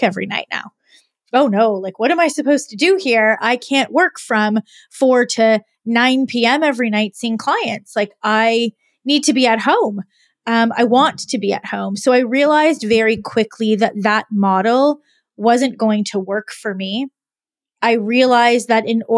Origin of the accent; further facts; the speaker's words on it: Canada; also born or lived in Montreal, Quebec; I am Canadian and I went to university in Montreal, Quebec